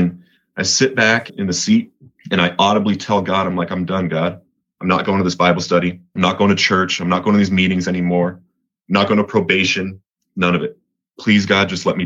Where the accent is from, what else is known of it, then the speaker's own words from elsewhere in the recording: Colorado, United States; moved away; also born or lived in Montana; I'm from Colorado